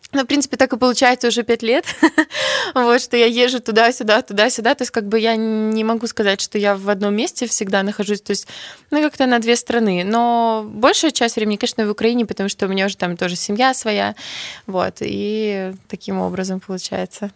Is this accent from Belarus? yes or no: yes; Belarus; first language Belarusian; moved away as an adult; now in Kyiv, Ukraine; у нас будут выходить песни на белорусском языке. Но ну, как бы все равно это мой родной язык